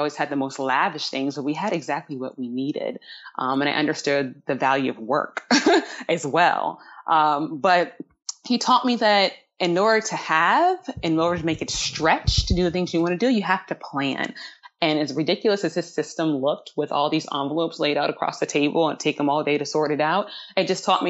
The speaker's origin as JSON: {"language": "English", "town": "Charlottesville", "region": "Virginia", "country": "United States", "tie": "born or raised there", "also_born_or_lived": "Brooklyn, New York / Manhattan, New York", "moved": "as an adult", "said": "my days growing up in Charlottesville, Virginia"}